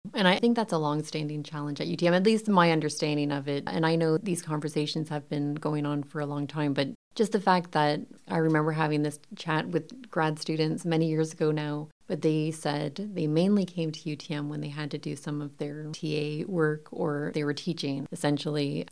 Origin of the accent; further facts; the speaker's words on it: Windsor, Ontario, Canada; Yeah, I grew up in Windsor.